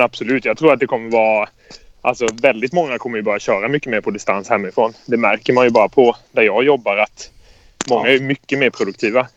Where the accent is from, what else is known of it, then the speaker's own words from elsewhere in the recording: Karlskrona, Blekinge, Sweden; Jag kommer från Karlskrona